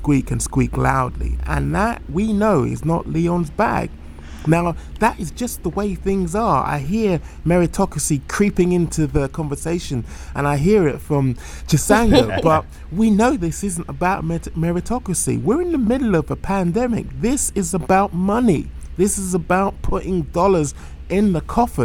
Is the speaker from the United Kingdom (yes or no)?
yes; United Kingdom; as a Brit